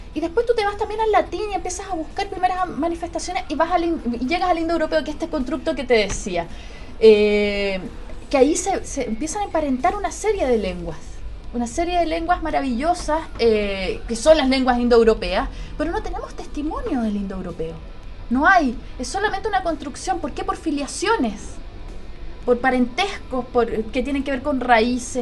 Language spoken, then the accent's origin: Spanish; Chile; en Chile con nuestra entonación, con nuestra manera de hablar